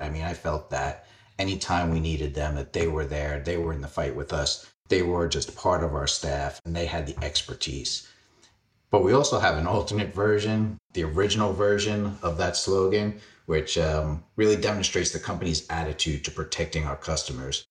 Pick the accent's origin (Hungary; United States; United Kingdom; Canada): United States; New York City, New York; I grew up in Fresh Meadows, Queens.